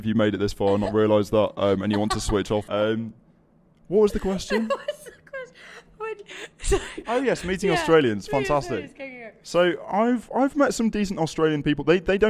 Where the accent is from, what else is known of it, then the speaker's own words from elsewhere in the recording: Yorkshire and the Humber, United Kingdom; moved away as an adult; also born or lived in Birmingham; I'm a Yorkshireman.